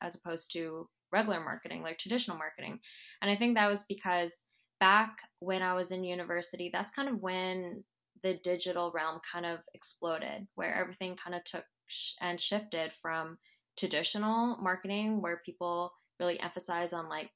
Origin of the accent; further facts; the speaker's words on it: Vancouver, British Columbia, Canada; I'm a local gal. I was born and raised here in Vancouver